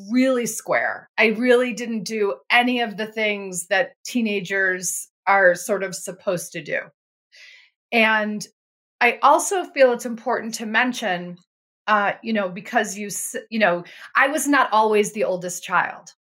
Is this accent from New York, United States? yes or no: yes; Buffalo, New York, United States; I grew up in Buffalo, New York.